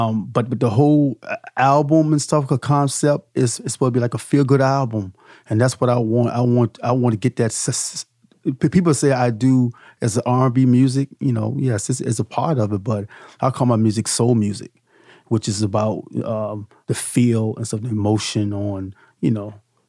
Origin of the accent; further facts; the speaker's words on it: Petersburg, Virginia, United States; I said, I'm from, let's clear it up. I'm from, Petersburg